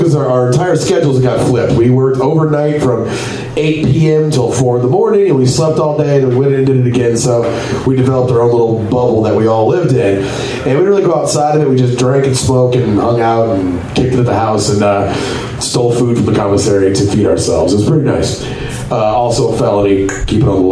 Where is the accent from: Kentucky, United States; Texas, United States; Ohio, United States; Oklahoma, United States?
Texas, United States; Copperas Cove; I grew up in a town called Coppers Cove, Texas.